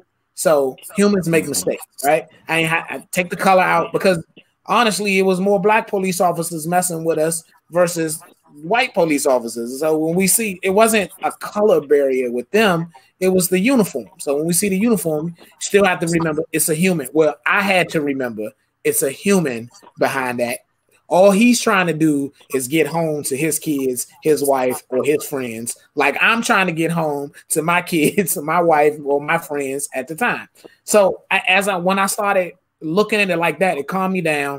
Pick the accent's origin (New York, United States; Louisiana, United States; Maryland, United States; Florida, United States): Maryland, United States; Suitland; I grew up in Suitland, you know what I'm saying? I grew up off of Swan Road and Silver Hill Road